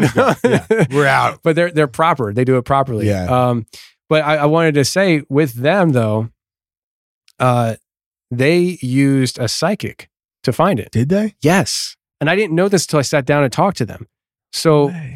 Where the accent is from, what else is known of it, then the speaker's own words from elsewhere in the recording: Kutztown, Pennsylvania, United States; where I grew up in Kutztown, Pennsylvania